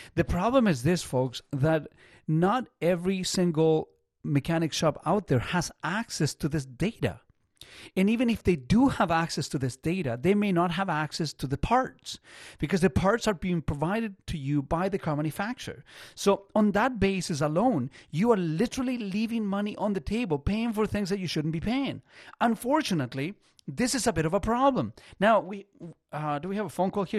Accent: Chile; now in Canada; I'm not from here. So I, I was born in Chile in in the er, very early '70s

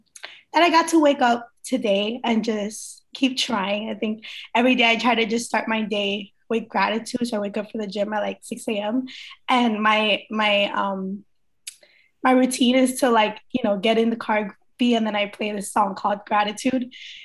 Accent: Queens, New York, United States; also born or lived in Barranquilla, Colombia / Miami, United States; so I was born in Barranquilla, Colombia, and I was raised in between Queens, New York, and Miami, Florida.

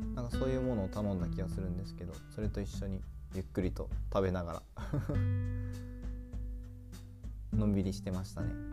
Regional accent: Aichi, Japan; moved away; 自分が住んでた愛知県、ま小学校の時は愛知県にいたので

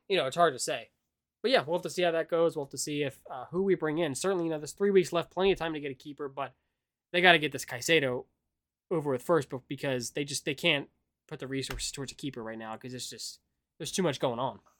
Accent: United States; being American

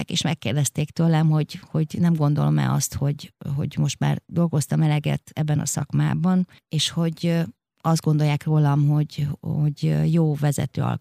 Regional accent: Romania; moved away as an adult; now in Hungary; Egy olyan országban nőttem föl, ahol nehéz volt az élet.

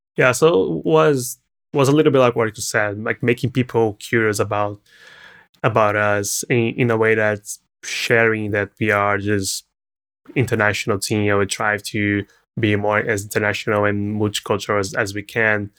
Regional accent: Brazil; English is a second language; moved away as an adult; now in California, United States; coming from Brazil

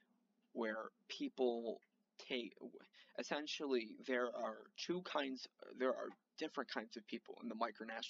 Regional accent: United States; I'm an American citizen

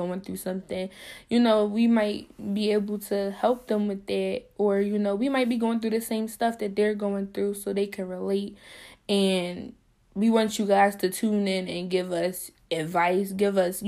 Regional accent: Philadelphia, Pennsylvania, United States; I'm 20 years old, and I'm from Philly. Philadelphia

